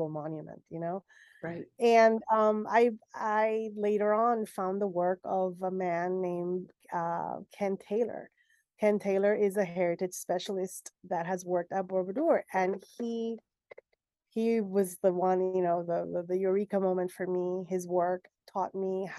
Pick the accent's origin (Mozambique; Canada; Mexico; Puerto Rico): Puerto Rico; I'm from Puerto Rico, and being from the Caribbean and being specifically from Puerto Rico